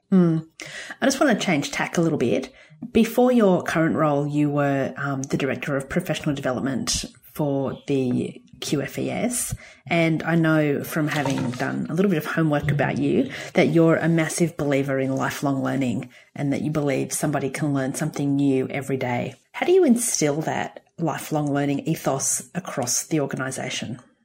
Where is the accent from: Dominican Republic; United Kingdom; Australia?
Australia; Gosford, New South Wales; when I was a teenager, we grew up in Gosford on the New South Wales Central Coast